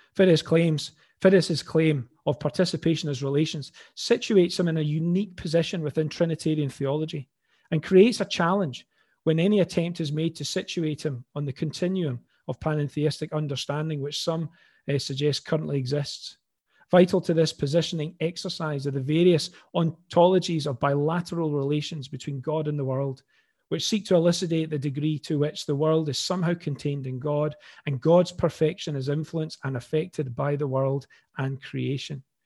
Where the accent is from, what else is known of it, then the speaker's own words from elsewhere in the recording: Glasgow, Scotland, United Kingdom; accent: Glaswegian; now in Falkirk, United Kingdom; another Glaswegian voice